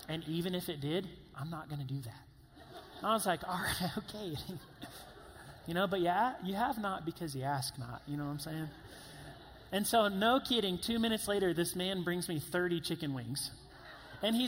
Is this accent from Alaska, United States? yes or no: no; Columbia, South Carolina, United States; I'm from Columbia, South Carolina, like I said, huge football town